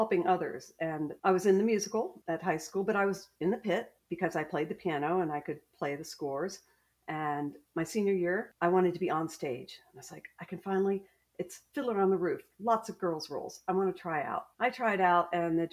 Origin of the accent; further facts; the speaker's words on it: State College, Pennsylvania, United States; moved away as an adult; now in Greenville, United States; I grew up in State College